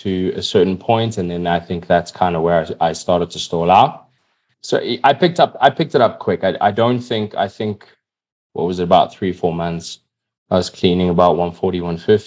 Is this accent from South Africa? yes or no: yes; South Africa; Now here I am wearing a South African tracksuit, incredibly proud South African